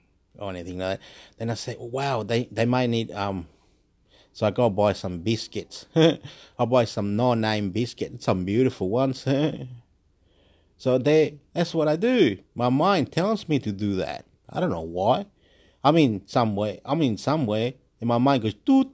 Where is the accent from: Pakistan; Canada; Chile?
Chile; also born or lived in Illawarra, New South Wales, Australia; now in Wollongong, Australia; I'm from Chile